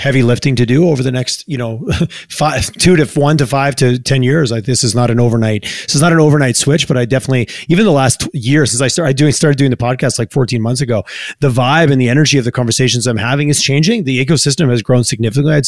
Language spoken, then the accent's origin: English; Quebec, Canada; now in Alberta, Canada; I grew up in Quebec